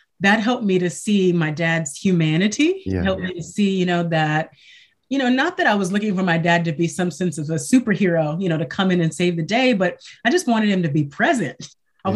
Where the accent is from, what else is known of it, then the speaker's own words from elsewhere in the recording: Michigan, United States; I was raised in Michigan. Well, I was born in Michigan, I'll say, and I was raised in a single parent home.